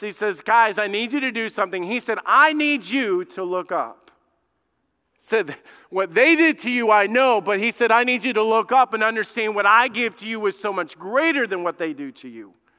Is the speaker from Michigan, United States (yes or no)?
no; Alabama, United States; moved away; I grew up in Alabama, man. I'm, I'm a redneck